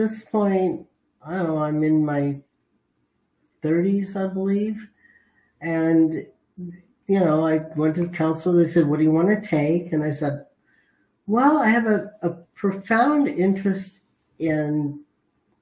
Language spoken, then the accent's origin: English; Los Angeles, California, United States; I was raised in the San Fernando Valley.